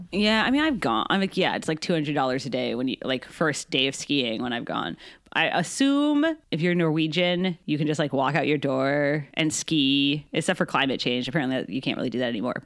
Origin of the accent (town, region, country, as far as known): United States